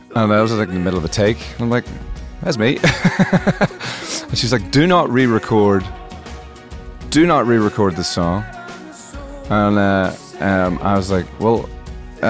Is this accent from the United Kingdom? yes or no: yes; Northern Ireland, United Kingdom; I grew up in Northern Ireland, and Northern Ireland was an extraordinarily closed community at that time